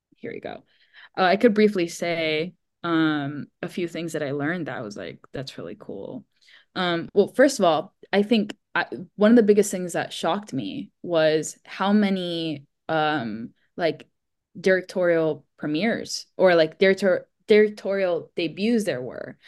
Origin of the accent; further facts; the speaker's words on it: Miami, Florida, United States; I grew up in Miami, Florida, where, of course, it doesn't snow